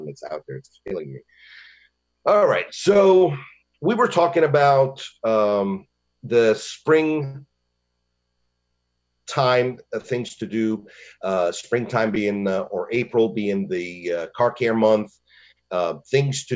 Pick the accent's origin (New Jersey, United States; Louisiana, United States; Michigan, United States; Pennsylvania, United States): Michigan, United States; now in Longwood, United States; I'm from Michigan, and, you know, in the winter, we could see a negative 30